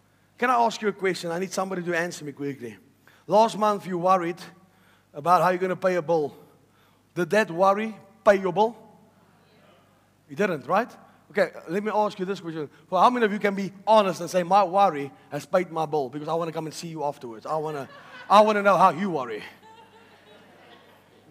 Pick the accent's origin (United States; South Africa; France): South Africa; My mom came to South Africa, also from heaven, and she bore me and gave birth